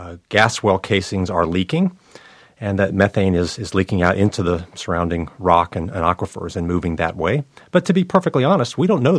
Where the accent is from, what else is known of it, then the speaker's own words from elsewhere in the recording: North Carolina, United States; It's coming to my home state of North Carolina.